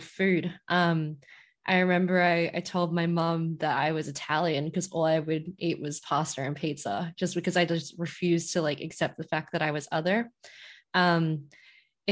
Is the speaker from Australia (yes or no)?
yes; Whadjuk Noongar land, Western Australia, Australia; first language English; now in Melbourne, Australia; I'm originally from Wajuknuma land over in WA.